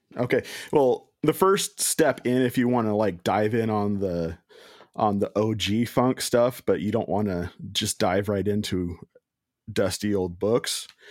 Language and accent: English; Washington, United States; I'm from Washington State